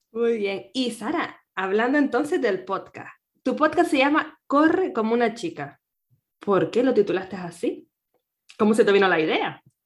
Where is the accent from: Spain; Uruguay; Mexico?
Spain; Canary Islands; nacida en Canarias